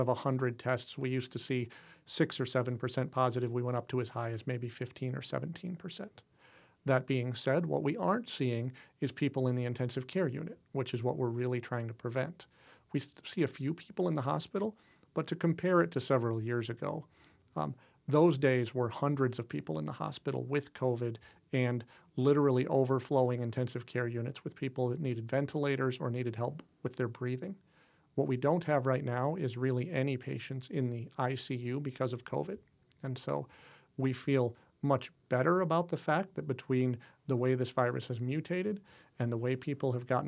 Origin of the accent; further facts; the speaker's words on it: Midwest, United States; I grew up here in the Midwest